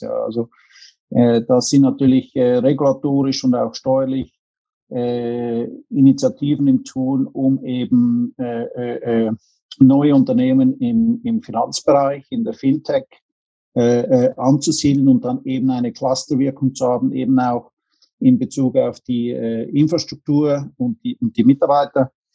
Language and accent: German; Zurich, Switzerland; moved away as an adult; also born or lived in St. Gallen / New York / Bahamas / Los Angeles; bin in der Schweiz geboren, habe dann meine Jugend in, in Zürich verbracht